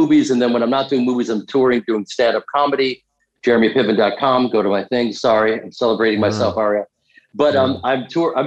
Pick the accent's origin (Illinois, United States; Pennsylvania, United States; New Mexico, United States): Illinois, United States; Chicago; I grew up in Chicago doing Second City